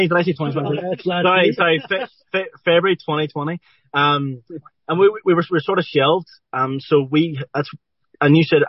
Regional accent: Derry, Northern Ireland, United Kingdom; growing up in Derry here

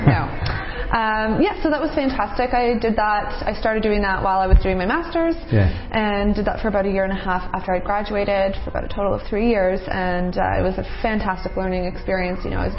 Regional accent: Toronto, Ontario, Canada; So I'm 26 years old, born and raised in Toronto.

